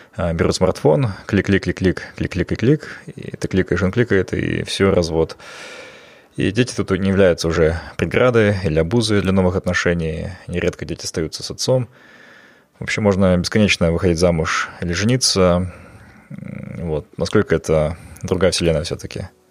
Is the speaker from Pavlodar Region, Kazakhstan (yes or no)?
no; Almaty, Kazakhstan; я хоть и вырос в Алмате